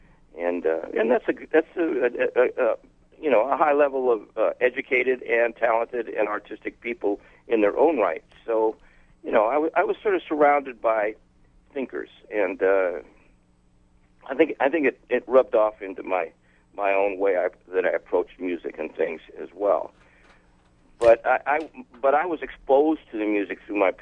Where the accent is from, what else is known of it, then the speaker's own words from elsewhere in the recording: Palm Springs, California, United States; also born or lived in Massachusetts; I was born in Massachusetts. And then they moved to Palm Springs. And in Palm Springs, I had, my mom worked in restaurants